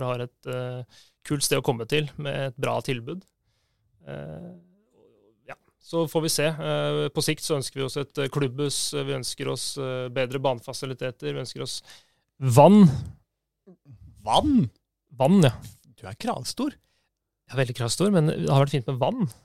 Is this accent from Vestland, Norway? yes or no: no; Oslo, Norway; er født og oppvokst på Oppsal. Veldig sånn Oppsal